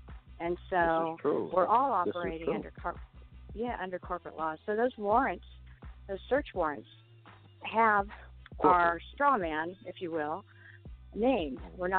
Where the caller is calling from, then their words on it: California, United States; Hi, I'm calling from Southern California.